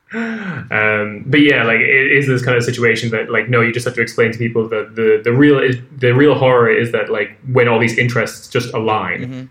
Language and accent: English; Ireland; moved away; being an Irish person